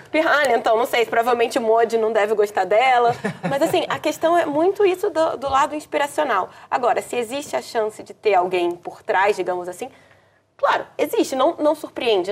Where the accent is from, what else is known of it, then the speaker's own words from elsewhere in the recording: Brazil; como brasileiro